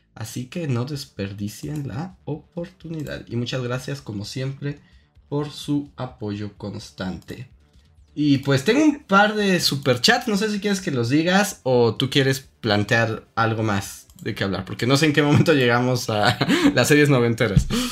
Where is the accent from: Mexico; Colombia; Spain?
Mexico; accent: acento de frijolito (Mexican)